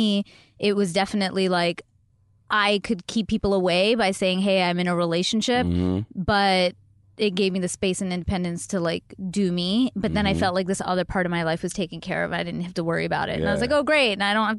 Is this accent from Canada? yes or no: yes; Mississauga, Ontario, Canada; one in my hometown in Mississauga